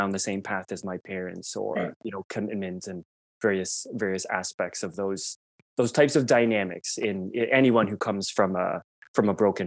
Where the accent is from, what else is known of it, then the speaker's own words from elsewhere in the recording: Toronto, Ontario, Canada; I grew up in Toronto, one of six kids in a very devout Catholic family.